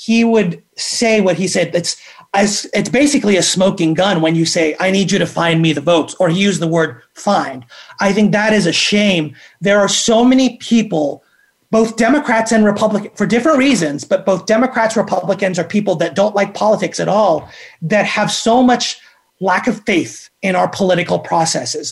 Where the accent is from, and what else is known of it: Atlanta, Georgia, United States; born or raised there; also born or lived in Philippines / Washington, District of Columbia, United States / New York / Connecticut